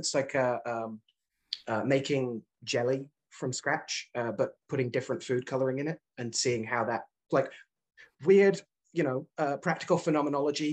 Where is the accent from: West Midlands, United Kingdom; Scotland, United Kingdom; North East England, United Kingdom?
West Midlands, United Kingdom; Birmingham; moved away as an adult; also born or lived in Leeds, United Kingdom / New York, United States; now in New England, United States; I grew up in Birmingham